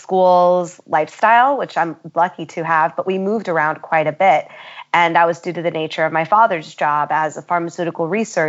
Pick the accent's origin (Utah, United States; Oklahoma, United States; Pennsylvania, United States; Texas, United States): Pennsylvania, United States; Philadelphia; also born or lived in Syracuse, New York / Ohio / Colorado / England; I was born in Syracuse, New York, mostly raised outside of Philadelphia, and we kept boomeranging back to Philadelphia, but also lived in Ohio and Colorado and England and Seattle and North Carolina.